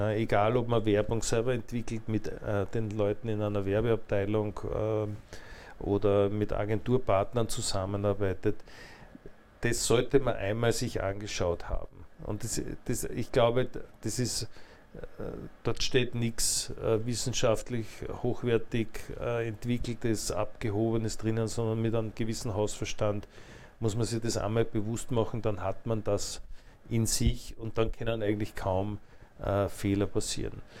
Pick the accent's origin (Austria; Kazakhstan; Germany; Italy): Austria; Attersee, Upper Austria; der ich als Oberösterreicher